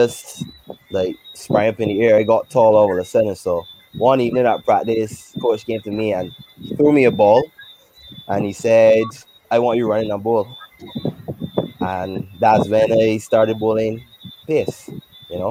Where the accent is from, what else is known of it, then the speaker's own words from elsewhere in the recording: Saint Andrew, Barbados; I come from St. Andrew, playing cricket, playing T-ball cricket in the road, not playing cricket in primary school